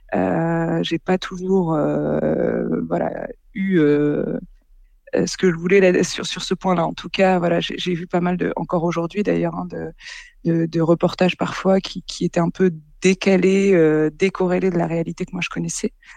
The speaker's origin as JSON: {"language": "French", "town": "Boulogne-sur-Mer", "region": "Hauts-de-France", "country": "France", "tie": "born or raised there", "said": "j'ai grandi, bah, je suis née à Boulogne-sur-Mer, j'y ai grandi"}